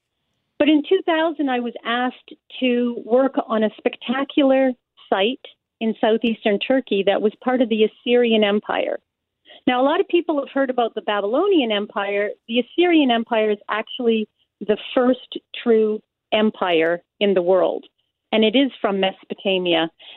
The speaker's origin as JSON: {"language": "English", "town": "Winnipeg", "region": "Manitoba", "country": "Canada", "tie": "born or raised there", "said": "I'm actually a Winnipegger, native born"}